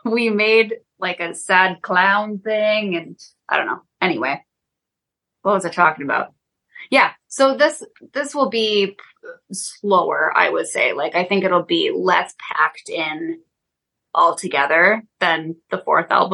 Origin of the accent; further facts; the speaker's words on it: Wisconsin, United States; we're from Wisconsin.